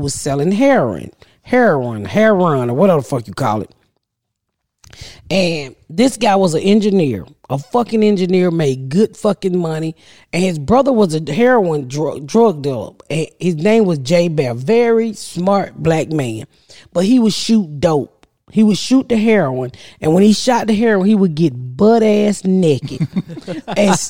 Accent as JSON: {"language": "English", "town": "Atlanta", "region": "Georgia", "country": "United States", "tie": "born or raised there", "said": "I grew up in Atlanta"}